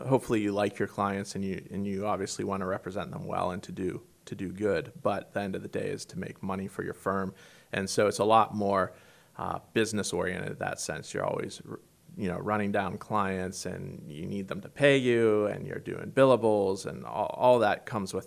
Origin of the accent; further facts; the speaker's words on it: Pittsburgh, Pennsylvania, United States; also born or lived in Washington, D.C.; I'm a native of the Great Commonwealth here, although the western part, and I grew up around Pittsburgh, Pennsylvania